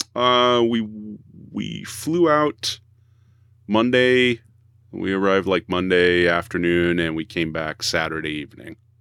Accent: Boston, Massachusetts, United States; we're from the Boston area, at least three of us here

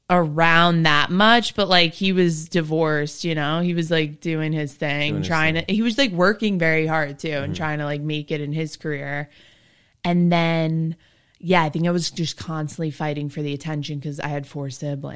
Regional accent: Summit, New Jersey, United States; I went to Summit High School.

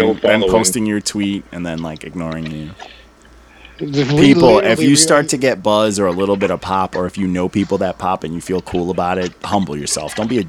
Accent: Brooklyn, New York, United States; Yeah. I'm from New York City. I'm from Brooklyn. Bed-Stuy.

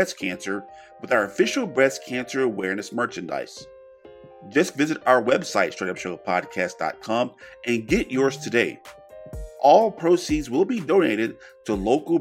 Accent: small town Louisiana, United States; now in Plano, United States; I come to Dallas for better opportunity. I know about y'all, but me for a better opportunity from, you know, small town Louisiana

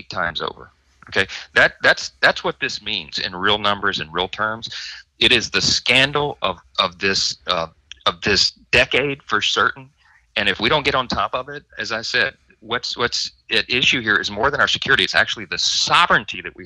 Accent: Shreveport, Louisiana, United States; My hometown of Shreveport

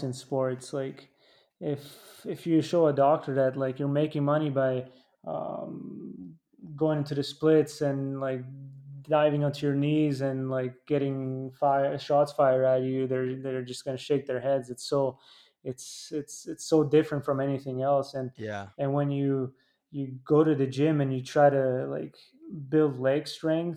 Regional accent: Italy; growing up in Italy

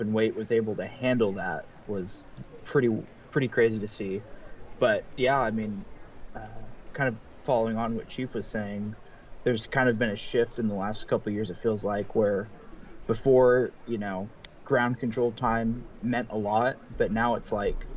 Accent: United States; I grew up in the United States

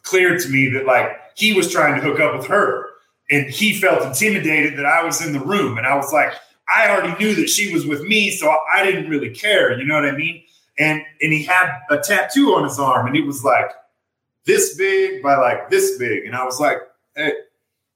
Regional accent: Nebraska, United States; also born or lived in South Dakota; I was actually born in South Dakota, lived there for 2 years, and then grew up in Nebraska the rest of my life

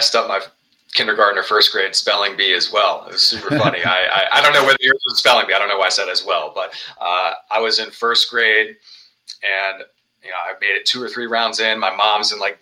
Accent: Richmond, Virginia, United States; here in Richmond, Virginia, my hometown

